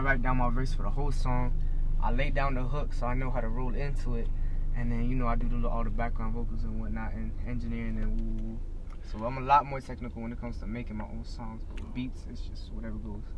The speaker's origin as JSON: {"language": "English", "town": "North Lauderdale", "region": "Florida", "country": "United States", "tie": "born or raised there", "also_born_or_lived": "Oakland Park, Florida", "said": "I was born at OP Oakland Park, but you know, when I was a jet, I moved straight to North Lauderdale. Uh, was raised there"}